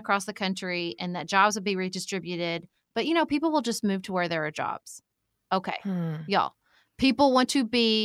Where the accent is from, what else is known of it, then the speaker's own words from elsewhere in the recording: Kentucky, United States; I'm a Kentucky girl